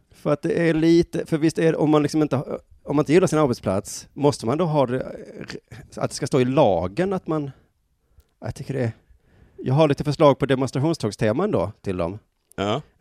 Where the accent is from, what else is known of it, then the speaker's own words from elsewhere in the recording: Skåne, Sweden; det kanske är dialektalt. Det kanske är jag som är skåning som säger Jönköping